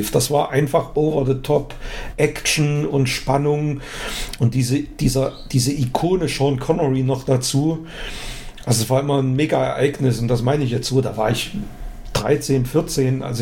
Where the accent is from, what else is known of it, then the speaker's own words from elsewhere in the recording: East Germany, Germany; also ich bin ja in der DDR groß geworden